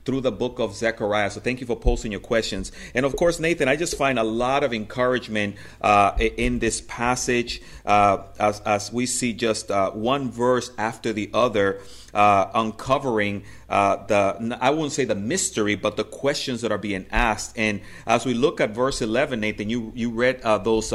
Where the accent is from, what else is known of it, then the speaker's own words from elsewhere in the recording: Dominican Republic; moved away; And I'm originally from the Dominican Republic, and actually I grew up in the campo, in the country, where there was no GE light bulbs.